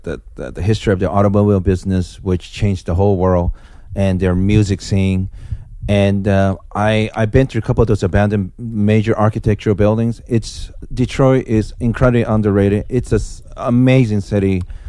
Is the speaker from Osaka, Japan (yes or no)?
yes; Osaka, Japan; moved away; also born or lived in Los Angeles, California, United States; I grew up in Japan, Osaka, Japan